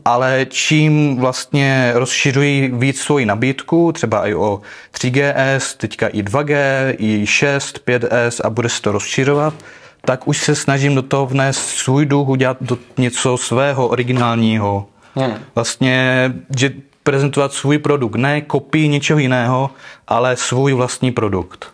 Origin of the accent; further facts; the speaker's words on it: Uherské Hradiště, Zlín Region, Czechia; pocházím z Moravy.